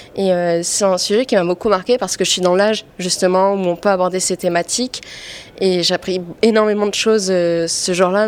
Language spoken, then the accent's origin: French; French Polynesia; moved away as an adult; now in Paris, France; je viens de Polynésie et je suis rentrée en France au mois d'août pour continuer mes études